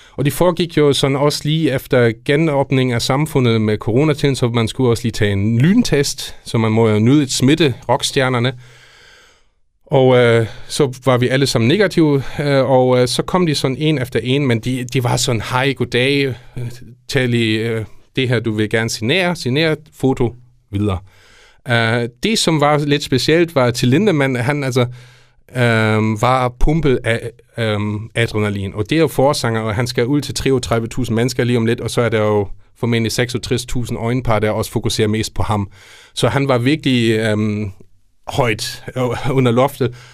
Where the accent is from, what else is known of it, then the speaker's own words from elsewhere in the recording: Germany; now in Denmark; som tysk lærer, men ikke mindst og som tysker